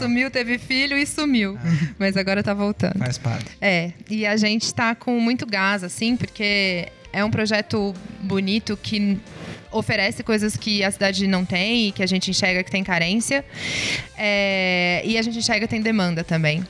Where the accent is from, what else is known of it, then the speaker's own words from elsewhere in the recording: Ribeirão Preto, São Paulo, Brazil; eu sou empresária, é, sou aqui de Ribeirão Preto.